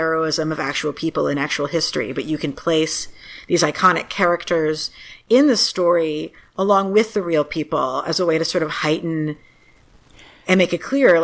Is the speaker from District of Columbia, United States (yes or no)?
yes; Washington, District of Columbia, United States; moved away; also born or lived in New York; growing up in DC